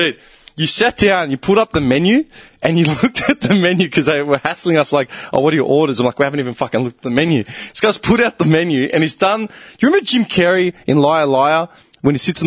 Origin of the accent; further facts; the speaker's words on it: Clayton, Victoria, Australia; We grew up in Clayton, man. The same hood.